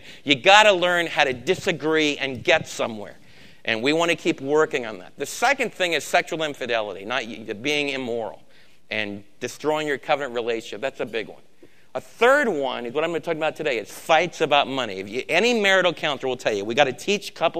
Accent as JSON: {"language": "English", "region": "East Coast", "country": "United States", "also_born_or_lived": "Texas / Los Angeles", "moved": "yes", "said": "I'm from the East Coast, and now I'm from Texas."}